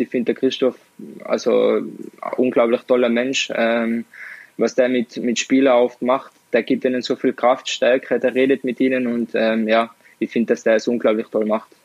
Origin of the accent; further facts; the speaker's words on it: Tyrol, Austria; accent: Tirolerisch; bei uns in Tirol